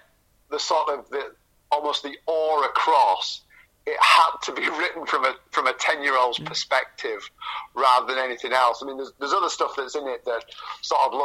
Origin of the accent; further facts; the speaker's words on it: Scarborough, Yorkshire and the Humber, United Kingdom; also born or lived in Cottingham; I was living in Scarborough at that time. We still hadn't moved across